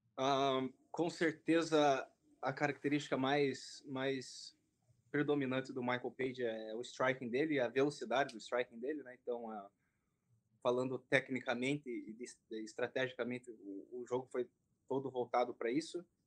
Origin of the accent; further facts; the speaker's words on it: Brazil; also born or lived in Japan; Então, eu, na verdade, nasci no Japão, né? Como o pessoal sabe, vim para cá dos três para quatro anos para o Brasil